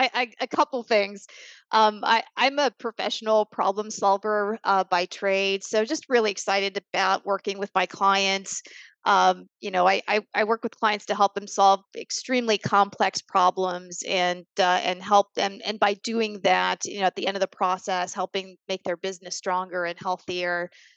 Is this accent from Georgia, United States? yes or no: no; Tampa, Florida, United States; moved away as an adult; also born or lived in Boston / New York; I was born and raised in Tampa